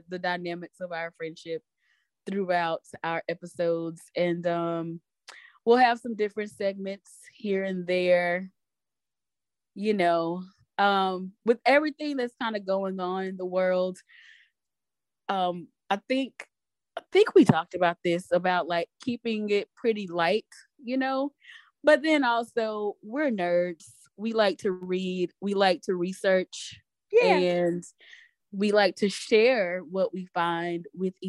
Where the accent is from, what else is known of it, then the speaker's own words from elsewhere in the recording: Louisiana, United States; moved away as an adult; we were born and raised in Louisiana, and we are still in the South, living elsewhere now